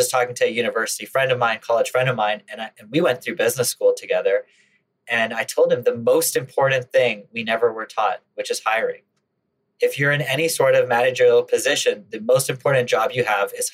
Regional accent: Canada; Now, I grew up in Canada

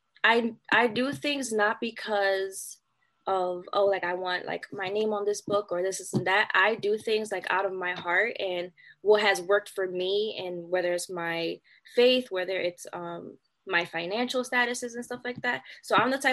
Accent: Philadelphia, Pennsylvania, United States; I'm from Philly.

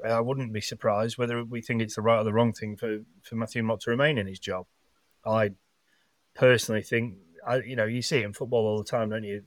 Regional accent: England, United Kingdom; as English sports fans

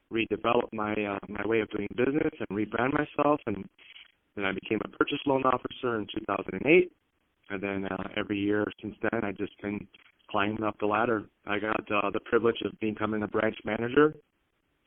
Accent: Chicago, Illinois, United States; first language Greek; English is a second language; moved away as an adult; now in San Diego, United States; I'm Greek and a city boy raised in Chicago. Both parents of mine spoke Greek only, so that was my first language

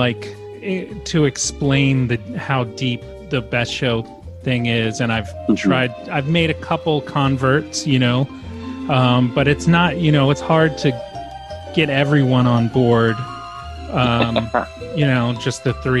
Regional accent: Asheville, North Carolina, United States; I came from Asheville, yeah.

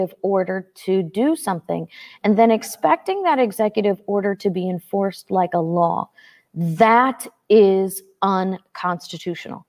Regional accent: St. Louis, Missouri, United States; I grew up in St. Louis, Missouri.

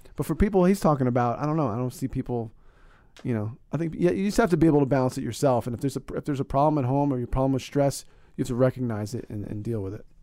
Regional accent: Northeast, United States; I'm from the Northeast

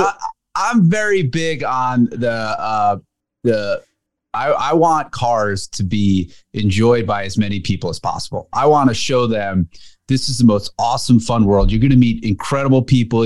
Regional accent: New Jersey, United States; where I grew up in Jersey

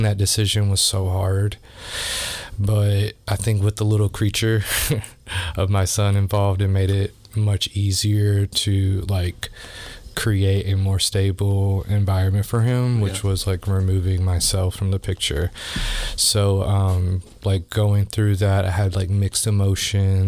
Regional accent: Louisville, Kentucky, United States; I grew up here in Louisville

